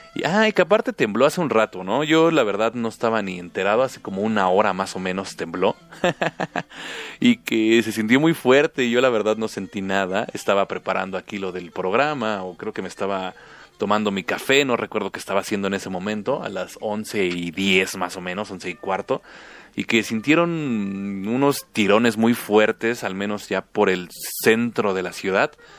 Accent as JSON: {"language": "Spanish", "country": "Mexico"}